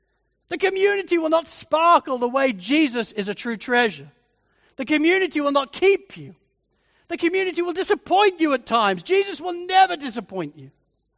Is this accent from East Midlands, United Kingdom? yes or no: yes; Spalding, East Midlands, United Kingdom; growing up in Spalding in Lincolnshire in England, there was nothing to do. And I mean zip. It's a country town.